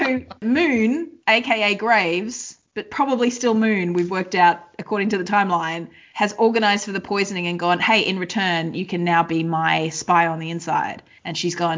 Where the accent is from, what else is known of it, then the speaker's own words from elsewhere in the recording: Queensland, Australia; I'm from Queensland